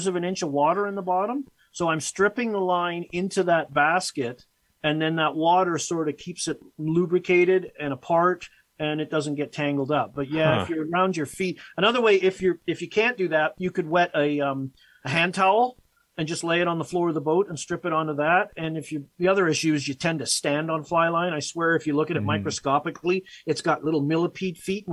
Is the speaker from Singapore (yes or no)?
no; Victoria, British Columbia, Canada; moved away as an adult; also born or lived in England / Chilliwack, British Columbia / Vancouver, British Columbia; now in Edmonton, Canada; my dad got a job on Vancouver Island. So I grew up on there in the Greater Victoria area